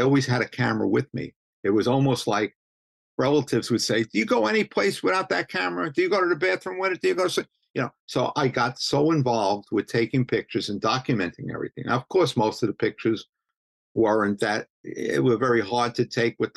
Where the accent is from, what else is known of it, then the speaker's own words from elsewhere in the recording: New York City, New York, United States; accent: Brooklynese; moved away as an adult; now in Staten Island, United States; I'm from Brooklyn, but I'm living in Staten Island